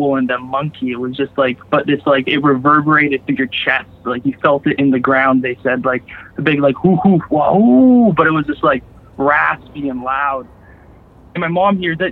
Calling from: Campbell River, British Columbia, Canada; calling from Vancouver Island, BC, Canada

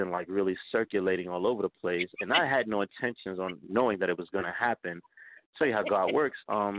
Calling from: New York City, New York, United States; I'm calling from New York City. Yes, I am.

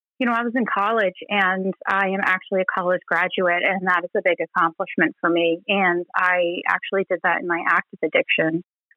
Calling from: Gulf Coast of Florida, United States; I'm calling in from the Gulf Coast of Florida.

